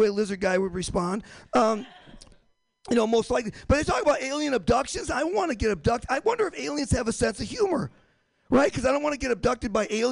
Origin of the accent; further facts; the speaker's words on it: Michigan, United States; moved away; also born or lived in Boston; I'm from Michigan. I'm from the hickey redneck part of Michigan